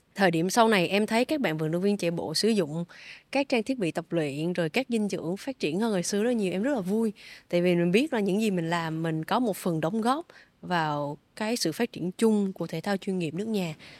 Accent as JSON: {"language": "Vietnamese", "country": "Vietnam", "said": "em cũng là người Việt Nam đầu tiên"}